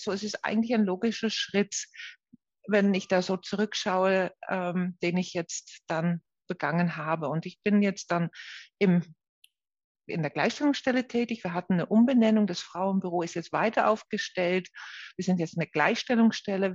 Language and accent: German; Netherlands; German is a second language; moved away as an adult; now in Nuremberg, Germany; Ich komme ja aus den Niederlanden